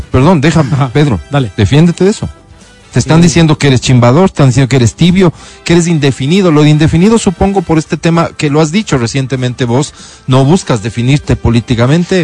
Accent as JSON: {"language": "Spanish", "town": "Quito", "region": "Pichincha", "country": "Ecuador", "said": "como quiteño"}